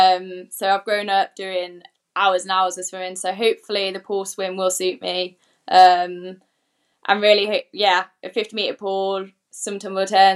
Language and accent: English; Coventry, West Midlands, United Kingdom; I'm from Coventry